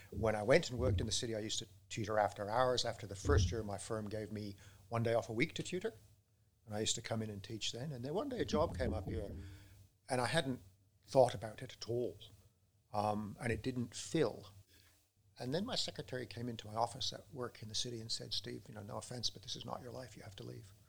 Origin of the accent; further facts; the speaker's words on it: England, United Kingdom; born there; also born or lived in Canada / Australia / Peru / Brazil; I was born in England. They took me away at about two months. I went to primary school first in Canada, but my dad's a mining engineer. So by the time I finished high school, I'd been to 15 schools, uh, including in Australia, in Peru, in Brazil.